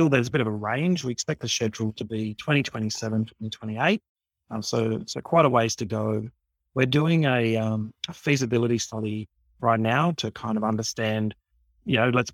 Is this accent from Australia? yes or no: yes; Sydney, New South Wales, Australia; I was born in Sydney. I grew up in the community of Redfern